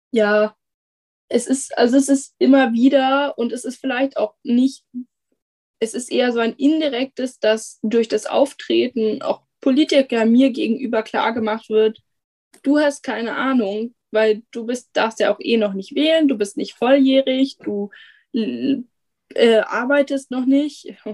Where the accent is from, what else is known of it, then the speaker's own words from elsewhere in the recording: Hamburg, Germany; dann bin ich als Hamburger Schülerin davon betroffen